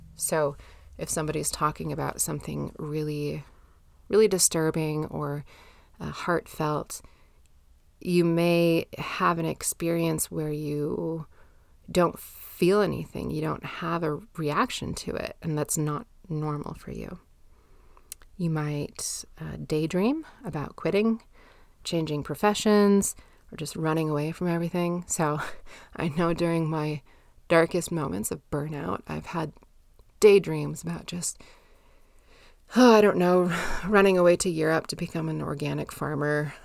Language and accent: English; United States; I'm American, grew up in the nineties